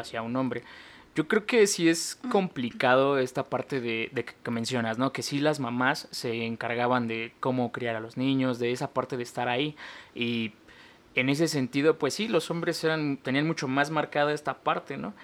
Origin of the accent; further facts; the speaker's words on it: Mexico; crecer como un niño en México